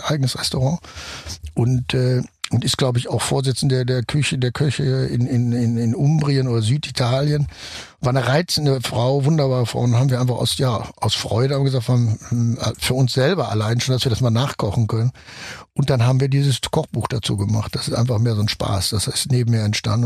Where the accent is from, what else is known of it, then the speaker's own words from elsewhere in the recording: Germany; ich natürlich als Deutscher